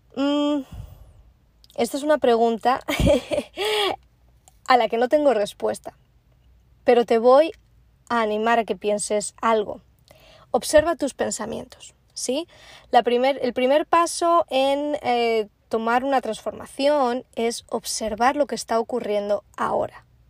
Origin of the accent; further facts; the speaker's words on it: Spain; also born or lived in Prague, Czech Republic / Bristol, England; now in Florida, United States; soy una es como buena española